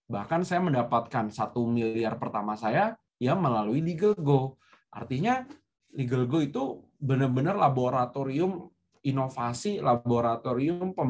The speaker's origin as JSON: {"language": "Indonesian", "town": "Depok", "region": "West Java", "country": "Indonesia", "tie": "born or raised there", "also_born_or_lived": "Jagakarsa / Bogor / Yogyakarta", "said": "Saya itu bukan orang Jakarta, saya tidak punya network di Jakarta. saya saya saya itu sekolah selalu berpindah-pindah Eh, tinggal di Depok, sekolah SD di Depok, SMP-nya pindah ke Jagakarsa, SMA-nya pindah di Bogor, kuliahnya pindah di Jogja"}